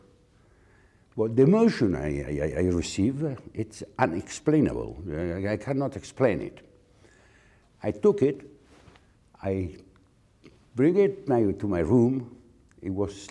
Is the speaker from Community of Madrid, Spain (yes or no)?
yes; Community of Madrid, Spain; I was born in Spain in the 40s.